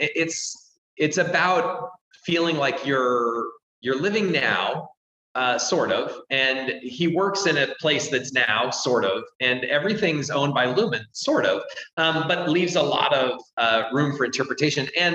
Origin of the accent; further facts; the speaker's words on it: Salt Lake City, Utah, United States; I grew up in Salt Lake City